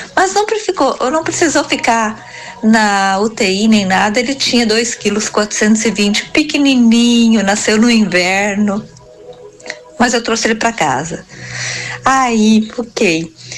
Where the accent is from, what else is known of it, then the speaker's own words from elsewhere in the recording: Imigrante, Rio Grande do Sul, Brazil; eu sou do município de Imigrante